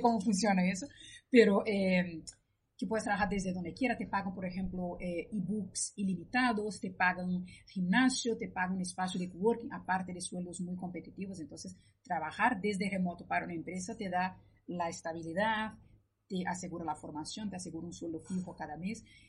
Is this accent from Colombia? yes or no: no; Brazil; moved away as an adult; also born or lived in Spain; yo soy de Brasil, estudié allí, trabajé un par de años y luego me mudé a España y he vivido durante 15 años en España